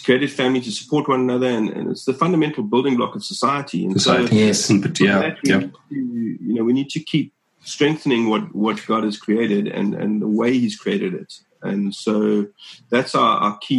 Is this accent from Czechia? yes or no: no; Cape Town, Western Cape, South Africa; I was born here in Cape Town